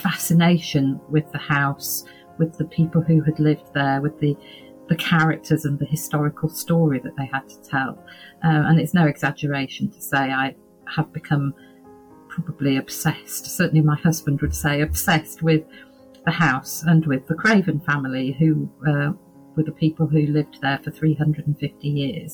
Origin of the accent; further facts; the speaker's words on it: Yorkshire and the Humber, United Kingdom; I come from Yorkshire